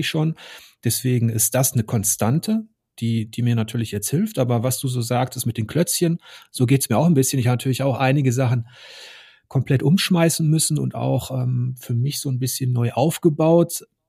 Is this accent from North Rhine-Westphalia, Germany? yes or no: yes; Ruhr area, North Rhine-Westphalia, Germany; Ich komme aus dem Ruhrgebiet. Mein Opa, meine Onkel, die haben alle unter Tage gearbeitet